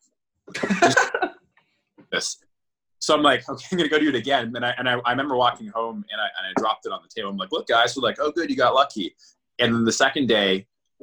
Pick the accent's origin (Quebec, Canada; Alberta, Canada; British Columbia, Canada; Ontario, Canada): Ontario, Canada; Brantford; I moved back home to Brantford